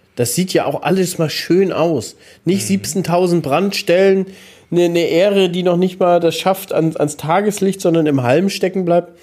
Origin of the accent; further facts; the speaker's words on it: Mecklenburg-Vorpommern, Germany; bei uns in MV